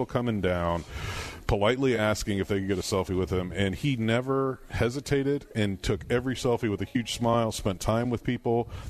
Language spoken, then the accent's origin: English; Ohio, United States; I'm from Ohio